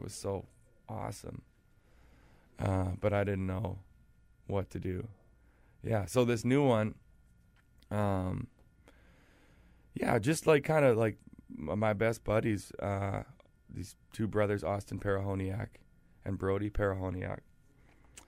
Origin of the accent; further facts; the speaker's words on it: Weyburn, Saskatchewan, Canada; I grew up in Saskatchewan in a town called Weyburn that's like 10,000 people